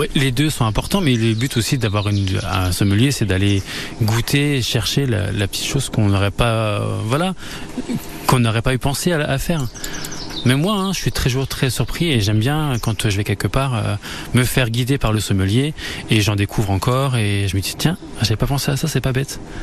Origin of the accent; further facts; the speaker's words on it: Argonne, Champagne, Grand Est, France; je suis de l'Argonne et je suis de la Champagne